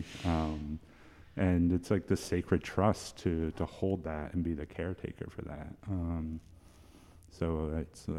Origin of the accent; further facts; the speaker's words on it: Scarborough, Maine, United States; also born or lived in South Portland, Maine; now in Biddeford, United States; I grew up in Pine Point